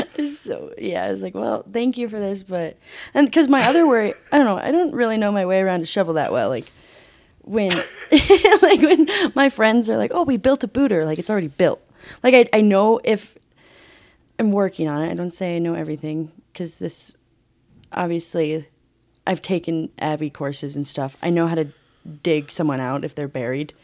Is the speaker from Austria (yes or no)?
no; Alma, Colorado, United States; moved away as an adult; now in Salt Lake City, United States; I'm from South Park, Colorado. Grew up in Alma at ten thousand feet